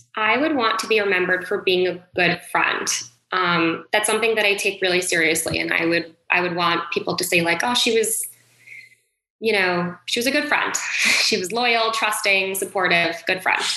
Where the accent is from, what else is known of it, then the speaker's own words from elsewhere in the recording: Westport, Connecticut, United States; I grew up in Westport, Connecticut. So it is about an hour north of New York City